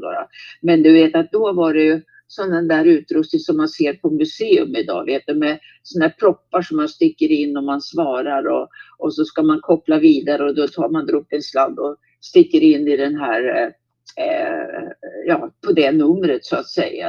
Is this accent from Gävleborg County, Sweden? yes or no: no; Nyköping, Södermanland, Sweden; also born or lived in Visby, Gotland; sen har jag växt upp i Nyköping med omnejd så att säga runt om, eh, ja, i närheten av Nyköping